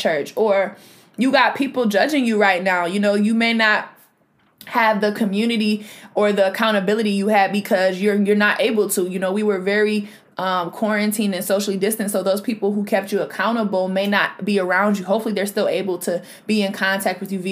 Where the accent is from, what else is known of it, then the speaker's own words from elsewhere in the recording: Rochester, New York, United States; my city, I'm from Rochester, New York